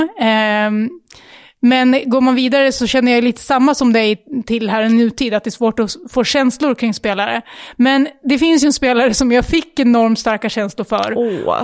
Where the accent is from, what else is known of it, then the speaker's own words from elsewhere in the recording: Västerås, Västmanland, Sweden; vi är ju Västerås-tjejer båda två. Eh, födda och uppvuxna här, bor i Västerås